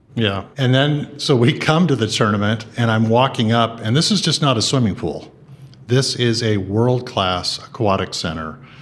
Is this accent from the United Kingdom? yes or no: no; San Gabriel, California, United States; I grew up in San Gabriel, California